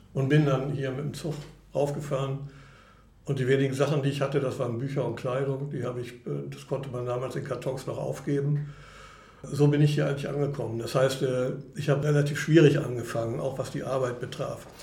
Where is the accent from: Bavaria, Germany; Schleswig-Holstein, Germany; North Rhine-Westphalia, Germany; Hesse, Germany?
North Rhine-Westphalia, Germany; Bielefeld; moved away as an adult; now in Stockholm, Sweden; Ich bin ursprünglich aus Bielefeld.